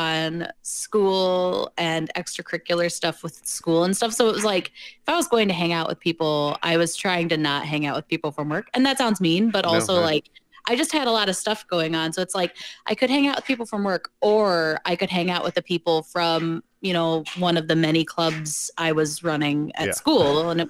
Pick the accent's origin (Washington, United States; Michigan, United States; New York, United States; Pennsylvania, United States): Michigan, United States; also born or lived in South Carolina / Ohio; I was born in South Carolina, and then we kind of moved around. And then we landed in Michigan about first or kindergarten, somewhere around there.